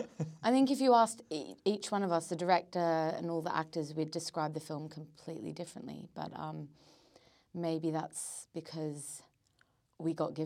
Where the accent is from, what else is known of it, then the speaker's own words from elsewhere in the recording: Australia; now in London, United Kingdom; I come back to London, everyone's like, wow, you sound Australian. And I'm like, well, I should because I am Australian. And then, when I haven't been home back to Australia for a bit, I go back there and they're like, you sound really English.